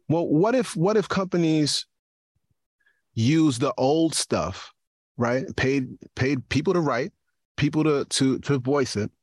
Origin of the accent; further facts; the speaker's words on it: New York, United States; now in East Stroudsburg, United States; I'm a New Yorker